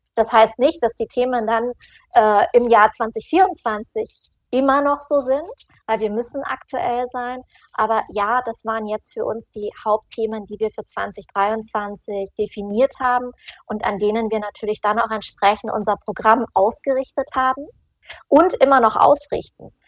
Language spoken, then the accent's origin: German; Northern Germany, Germany; now in Munich, Germany; ich komme aus Norddeutschland und das Bayerisch liegt mir nicht ganz so